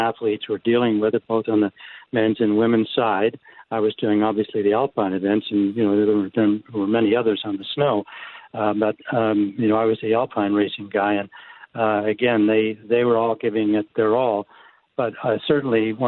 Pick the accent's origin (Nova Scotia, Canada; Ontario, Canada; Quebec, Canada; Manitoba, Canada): Manitoba, Canada; Winnipeg; my hometown, my birthplace town of Winnipeg.